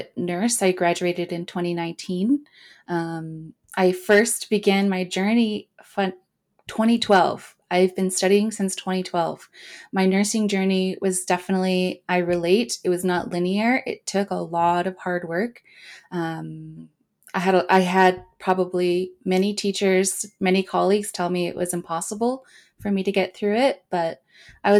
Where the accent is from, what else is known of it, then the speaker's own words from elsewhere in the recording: Vancouver, British Columbia, Canada; I grew up in East